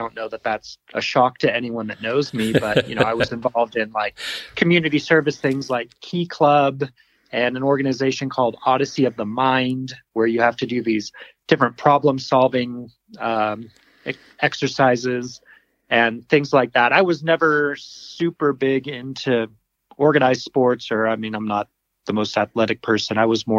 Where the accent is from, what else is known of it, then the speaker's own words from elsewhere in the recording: Northern California, United States; also born or lived in Sacramento, California / Yuba City, California / Vacaville, California / Colorado; lived there through junior high school, and then I went to high school in Vacaville, California. So all kind of Northern California in my childhood.